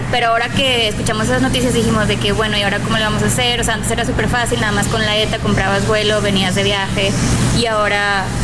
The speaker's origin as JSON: {"language": "Spanish", "town": "Saltillo", "region": "Coahuila", "country": "Mexico", "moved": "yes"}